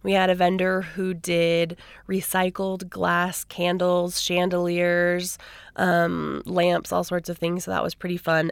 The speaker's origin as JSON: {"language": "English", "town": "Seattle", "region": "Washington", "country": "United States", "also_born_or_lived": "Idaho", "moved": "yes", "lives_now": "Idaho Falls, United States", "said": "I'm originally from Seattle"}